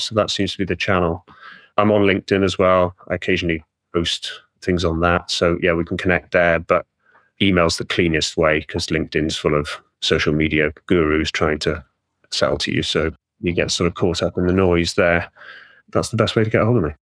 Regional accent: Welsh, Wales, United Kingdom; I'm Welsh

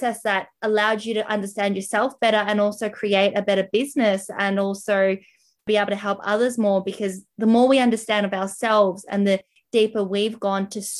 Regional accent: Melbourne, Victoria, Australia; I'm from Melbourne as well.

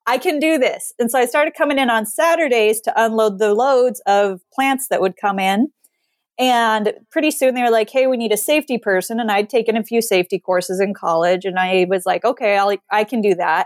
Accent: Montana, United States; I grew up in Montana.

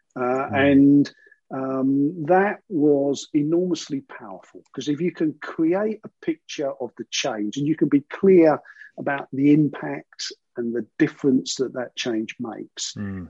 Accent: London, United Kingdom; I grew up in sort of East London, in a very sort of working area.

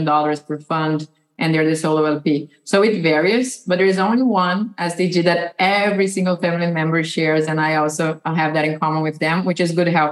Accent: Brazil; moved away as an adult; now in United States; I was born and raised in Brazil

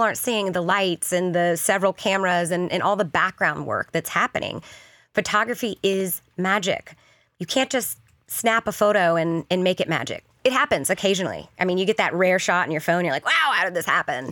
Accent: the South, United States; moved away as an adult; now in Kansas City, United States; I grew up in the South, born and raised, but this is, Kansas City is home

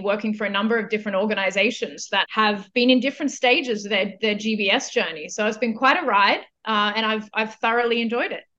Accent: Australia; moved away as an adult; also born or lived in India / Philippines / Lithuania / China; I am originally from Australia

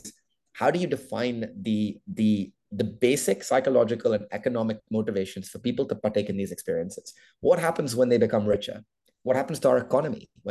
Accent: India; I'm Indian

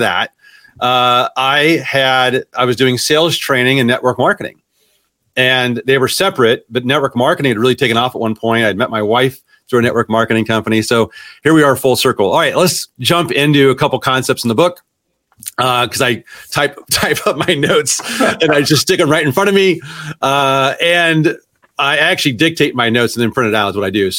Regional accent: Washington, Iowa, United States; moved away as an adult; also born or lived in Waukee, Iowa / Cedar Rapids, Iowa; I grew up in Washington, Iowa.

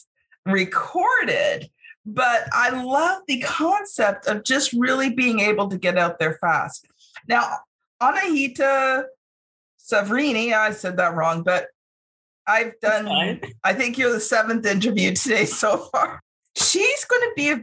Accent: Canada; also born or lived in Ontario; I'm Canadian

